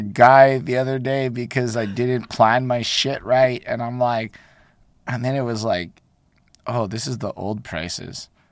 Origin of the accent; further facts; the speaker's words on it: Montreal, Quebec, Canada; I'm from Montreal.